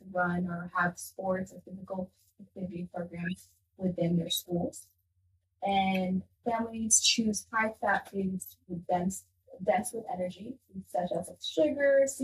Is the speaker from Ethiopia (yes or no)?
yes; Ethiopia; now in United States; I grew up in Ethiopia